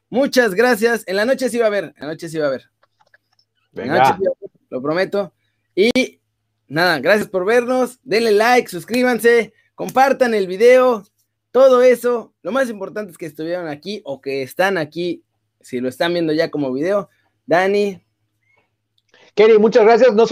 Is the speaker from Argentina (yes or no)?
no; Mexico